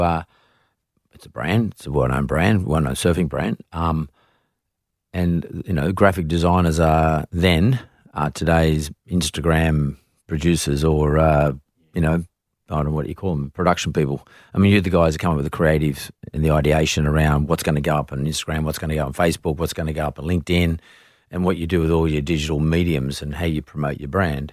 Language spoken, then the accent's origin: English; Yagoona area, New South Wales, Australia; I grew up around that area